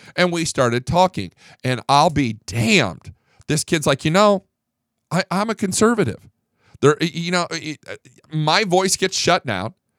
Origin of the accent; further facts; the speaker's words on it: Fort Worth, Texas, United States; I'm from Fort Worth